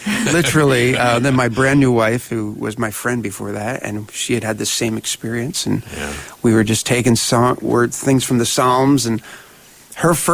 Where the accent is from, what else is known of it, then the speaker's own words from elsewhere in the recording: outside Philadelphia, New Jersey, United States; moved away; I grew up outside of Philly, South Jersey